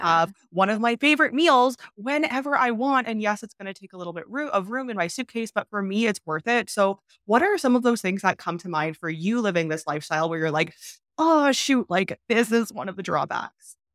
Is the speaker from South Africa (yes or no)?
no; Canada; moved away; I'm from Canada